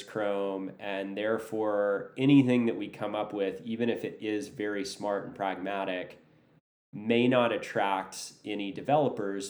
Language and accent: English; United States; as a American who doesn't know what they're doing in London